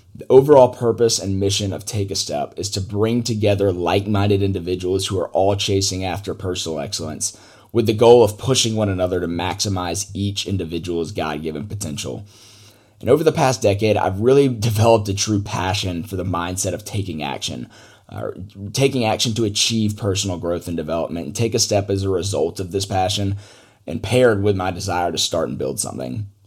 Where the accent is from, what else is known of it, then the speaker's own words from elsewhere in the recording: Atlanta, Georgia, United States; I grew up in Atlanta, Georgia